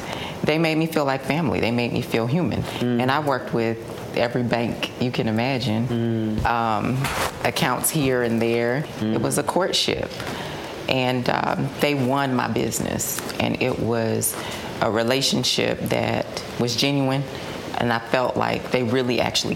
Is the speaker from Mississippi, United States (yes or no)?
no; Decatur, Georgia, United States; born and raised in Decatur